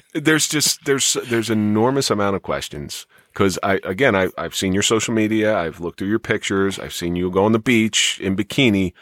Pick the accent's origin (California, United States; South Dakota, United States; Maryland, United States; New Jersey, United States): New Jersey, United States; Atlantic City; I grew up in the Atlantic City area